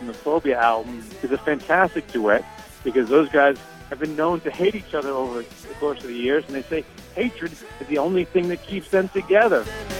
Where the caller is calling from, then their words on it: New York, United States; from New York